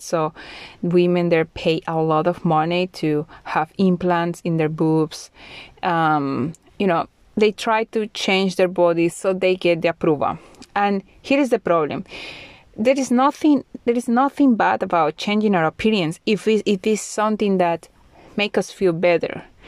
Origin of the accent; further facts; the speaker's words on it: Colombia; moved away as an adult; now in Bulgaria; I am from Colombia, but now I live in Bulgaria